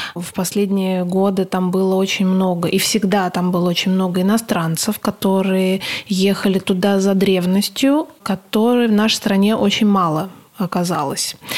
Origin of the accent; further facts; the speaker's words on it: Moscow, Russia; как москвичи